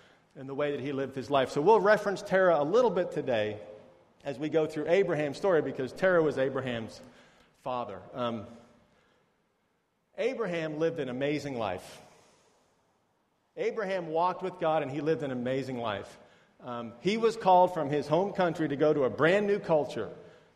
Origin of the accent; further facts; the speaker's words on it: United States; moved away; I'm from America.